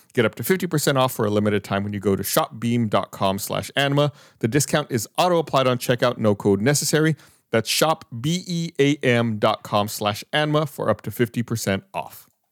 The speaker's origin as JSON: {"language": "English", "town": "Austin", "region": "Texas", "country": "United States", "tie": "born or raised there", "said": "I was born here in Austin"}